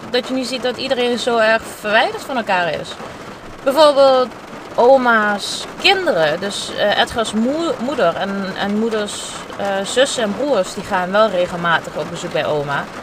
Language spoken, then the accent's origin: Dutch; Heerlen, Limburg, Netherlands; now in Amsterdam, Netherlands; Ik kom uit Heerlen.